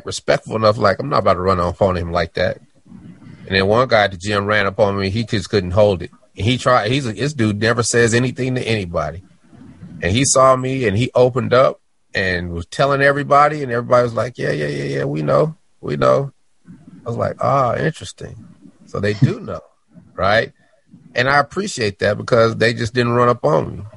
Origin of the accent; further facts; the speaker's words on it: Denver, Colorado, United States; I'm from Denver.